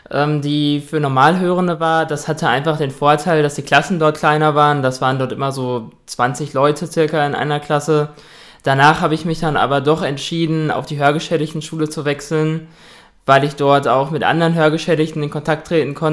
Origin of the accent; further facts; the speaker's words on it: Dortmund, North Rhine-Westphalia, Germany; also ich bin 23 Jahre alt, ich komme aus Dortmund